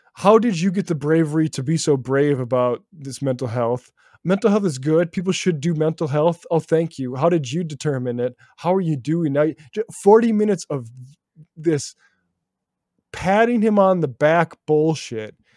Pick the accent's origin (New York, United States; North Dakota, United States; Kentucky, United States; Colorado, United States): North Dakota, United States; small town near Bismarck; moved away; which is more than lived in my hometown when I grew up there. Uh, 50,000 uh, which is about as much as Bismarck in North Dakota, the nearest big city to me